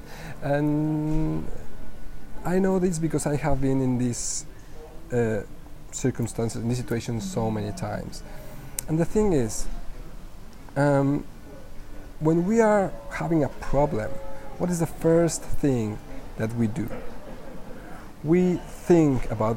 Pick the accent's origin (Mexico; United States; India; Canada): Mexico; English is a second language; moved away as an adult; now in Budapest, Hungary; I am from Mexico. I am currently in Budapest